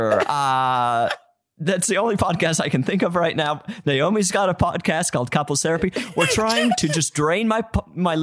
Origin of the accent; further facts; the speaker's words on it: Utah, United States; I come from Utah